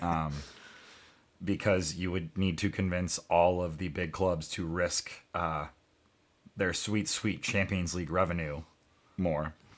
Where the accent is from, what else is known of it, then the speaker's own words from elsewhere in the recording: United States; as an American